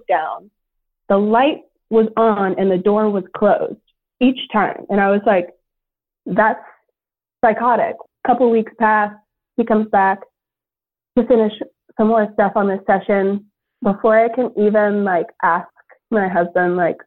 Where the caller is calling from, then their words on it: Los Angeles, California, United States; I'm calling from Los Angeles